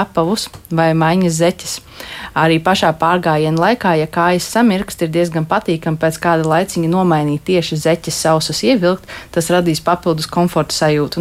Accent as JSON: {"language": "Latvian", "region": "Riga", "country": "Latvia", "said": "es esmu rīdziniece"}